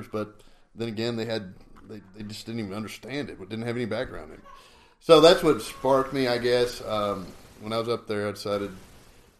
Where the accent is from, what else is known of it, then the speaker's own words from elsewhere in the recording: Robertson County, Texas, United States; also born or lived in Hereford, Texas; I grew up in Robertson County, which is just right across the OSR from Brazos County